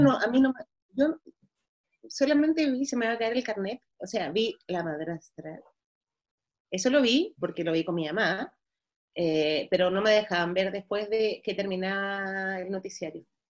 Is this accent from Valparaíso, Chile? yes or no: yes; Valparaíso, Chile; born or raised there; moved away